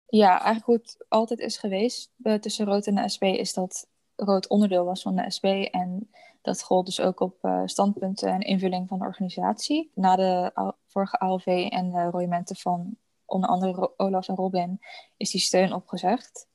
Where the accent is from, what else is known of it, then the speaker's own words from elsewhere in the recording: Vlaardingen, South Holland, Netherlands; in Vlaardingen, waar ik vandaan kom